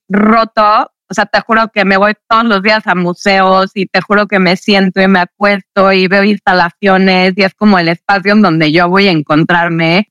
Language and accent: Spanish; Mexico City, Mexico; yo crecí en la Ciudad de México